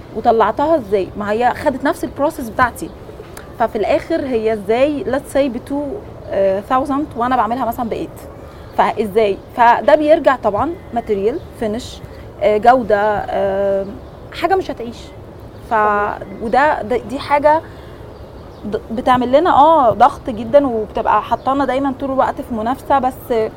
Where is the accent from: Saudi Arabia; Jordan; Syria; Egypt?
Egypt; احنا مبدئيا في مصر عندنا ناس هايله